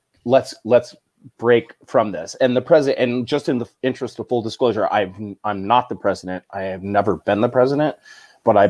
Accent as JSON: {"language": "English", "town": "Chino", "region": "California", "country": "United States", "lives_now": "San Diego, United States", "said": "Chino, California, about 100 miles north of San Diego, 40 miles east of L.A."}